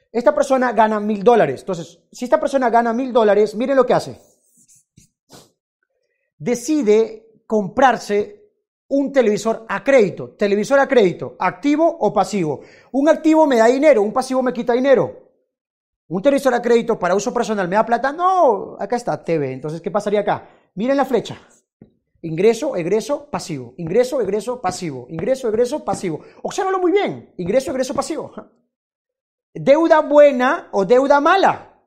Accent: Peru; Si tú eres, no sé, de, no sé, de Estados Unidos y, por ejemplo, yo soy de Perú, yo digo, ¿sabes qué? Eh, nosotros los peruanos somos mejores que los americanos en términos de fútbol.

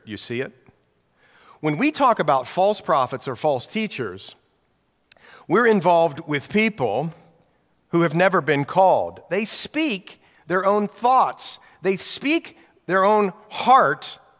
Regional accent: Newark, Ohio, United States; moved away; Jan and I grew up in Ohio, same hometown in Ohio, Newark, Ohio

